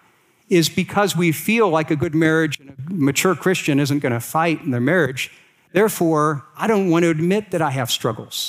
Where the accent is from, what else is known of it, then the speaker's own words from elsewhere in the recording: Akron, Ohio, United States; I was raised here in Akron, Ohio